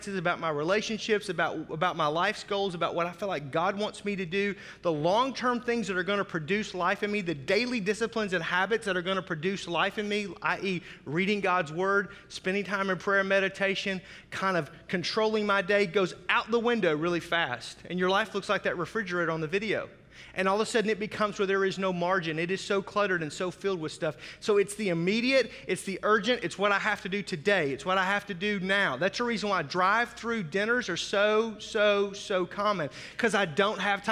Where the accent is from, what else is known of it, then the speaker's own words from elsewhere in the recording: Fort Smith, Arkansas, United States; also born or lived in Oklahoma; now in Milwaukee, United States; I grew up on the Arkansas-Oklahoma border, so Fort Smith. If you've seen the movie True Grit, where the railroad ends, that's my hometown